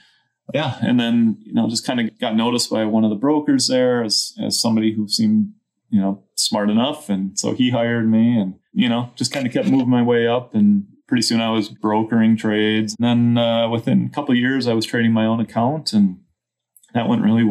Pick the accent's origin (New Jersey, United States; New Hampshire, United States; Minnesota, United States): Minnesota, United States; moved away as an adult; I grew up in Minnesota